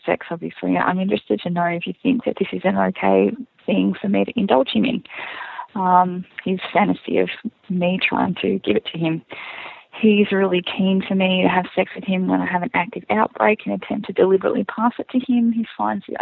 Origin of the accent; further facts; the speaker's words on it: Australia; I'm from Australia